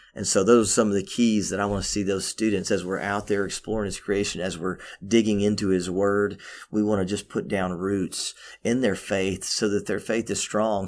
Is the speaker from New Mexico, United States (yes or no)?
no; Memphis, Tennessee, United States; also born or lived in Cookeville, Tennessee; I was born in Cookville, but I was raised in, uh, the inner city of Memphis